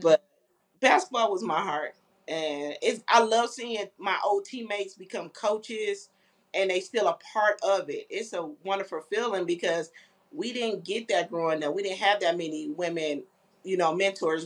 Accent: Flint, Michigan, United States; moved away as an adult; now in Indianapolis, United States; I'm originally from Flint, Michigan

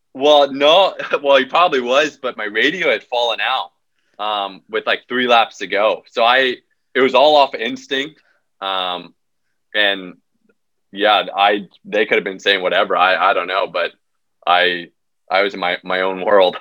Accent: United States; born or raised there

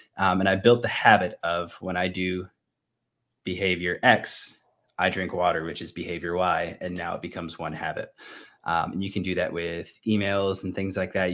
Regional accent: Northeast, United States; moved away; I'm from the Northeast

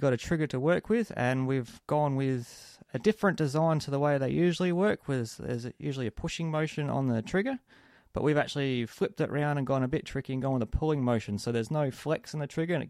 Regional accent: Australia; As our Australian military be using bullpup rifles.

